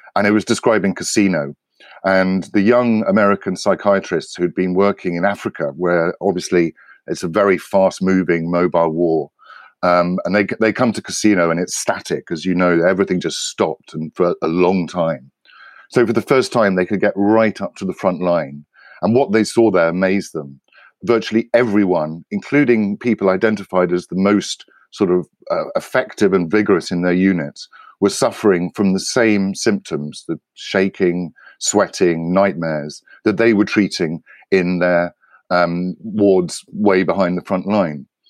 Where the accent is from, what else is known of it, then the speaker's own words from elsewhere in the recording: United Kingdom; I grew up in Britain